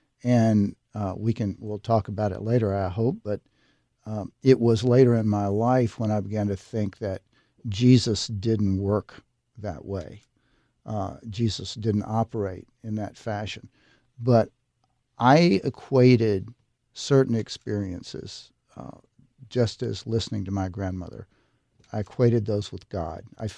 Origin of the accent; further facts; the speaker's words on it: Tennessee, United States; born or raised there